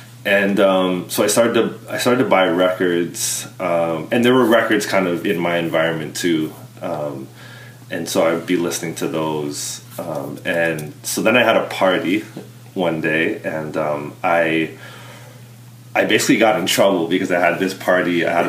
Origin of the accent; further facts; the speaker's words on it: Vancouver, British Columbia, Canada; born there; also born or lived in Bermuda; I was born in Vancouver.